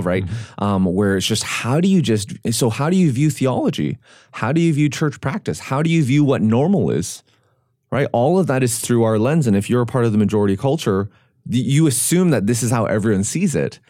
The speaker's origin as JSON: {"language": "English", "town": "Vancouver", "region": "British Columbia", "country": "Canada", "tie": "born or raised there", "lives_now": "Nashville, United States", "said": "Growing up in Vancouver, I was not a visible minority in general. In my high school, there were more non-Asians. There were more Asians than non-Asians."}